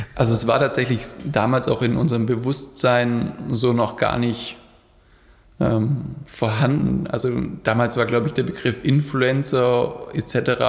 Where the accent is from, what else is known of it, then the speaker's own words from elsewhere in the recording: Black Forest, Baden-Württemberg, Germany; moved away; Also, ich komme ursprünglich aus dem Schwarzwald